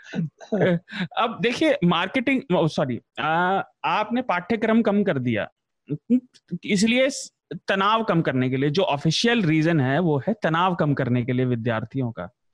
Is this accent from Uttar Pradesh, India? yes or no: yes; western Uttar Pradesh, India; मैं पश्चिमी उत्तर प्रदेश से आता हूँ